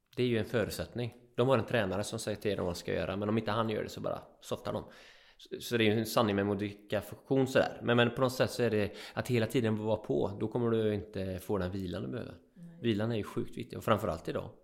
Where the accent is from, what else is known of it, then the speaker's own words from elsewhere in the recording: Öckerö, Västra Götaland, Sweden; also born or lived in Jämtland; bo på en ö, Öckerö, som jag är uppväxt på, och i Jämtland